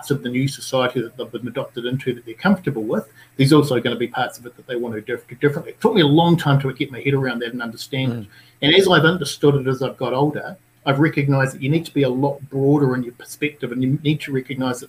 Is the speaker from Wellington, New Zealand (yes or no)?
no; Napier, Hawke's Bay, New Zealand; I come from Napier, brought up here, came from a pretty poor working